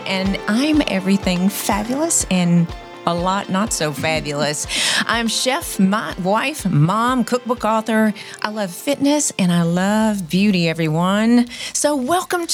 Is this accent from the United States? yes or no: yes; near Waco, Texas, United States; We went to Waco, was the big city from where we are.